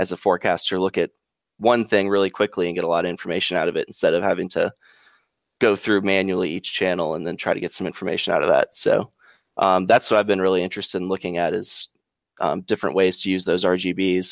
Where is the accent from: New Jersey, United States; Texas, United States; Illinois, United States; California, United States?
California, United States; Southern; now in Memphis, United States; I grew up in Southern California, so we didn't have a whole lot of super interesting weather there